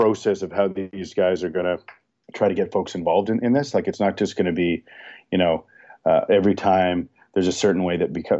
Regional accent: Toronto, Ontario, Canada; I grew up in Toronto

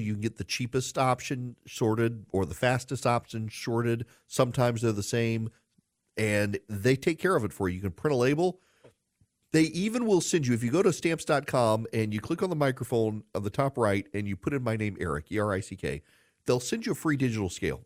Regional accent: Georgia, United States; I'm from Georgia and my car is from Georgia

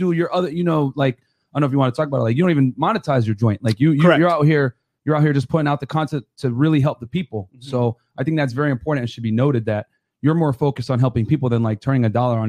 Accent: Miami, Florida, United States; We're actually from Miami.

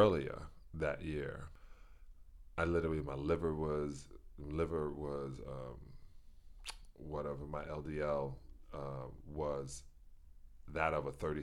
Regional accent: New York City, New York, United States; I was born in Brooklyn, New York, at Brooklyn Jewish Hospital

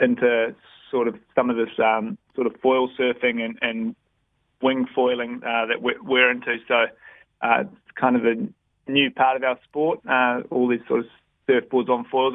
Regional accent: Kerikeri, Northland, New Zealand; I grew up in Kerikeri

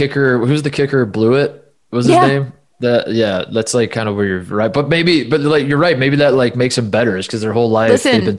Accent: Indiana, United States; I'm from Indiana.

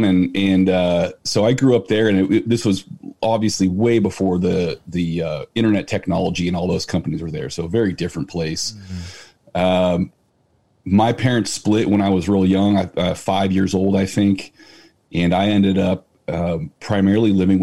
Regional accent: San Francisco Bay Area, South Bay, California, United States; also born or lived in Chico; I'm from the San Francisco Bay Area, South Bay. I mean, known everywhere else as Silicon Valley, dead center.

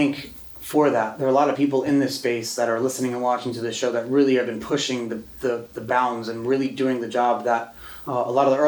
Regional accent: New York, United States; I grew up in New York

